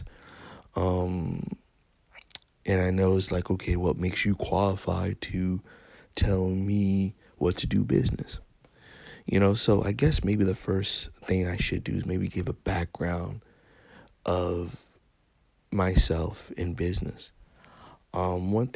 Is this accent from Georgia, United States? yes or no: no; New York City, New York, United States; moved away as an adult; now in Florida, United States; I was raised in Bronx, New York.